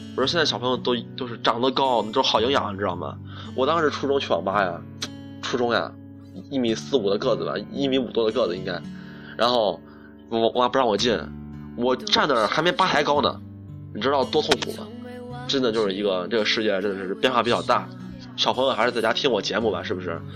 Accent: Shaanxi, China; 我们陕西这边儿

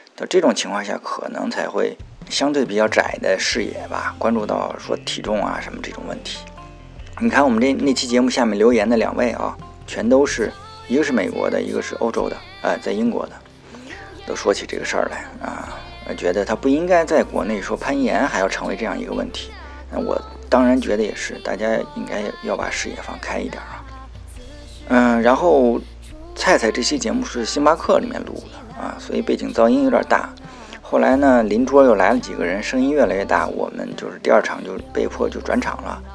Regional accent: northern China, China; now in Beijing, China; 我是北方人

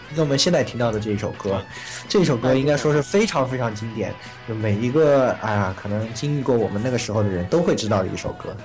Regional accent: Kunming, Yunnan, China; 我们几个都是在云南昆明人啊。 ，呃，小时候都是在昆明这个地方长大的

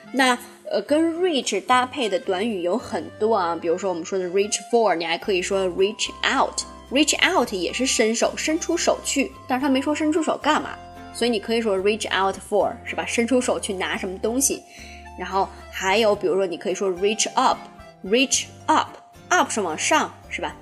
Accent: China; 咱们大陆这边

